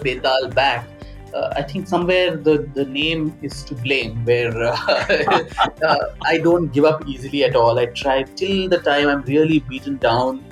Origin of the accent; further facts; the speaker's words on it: India; as an Indian and as a student of music and history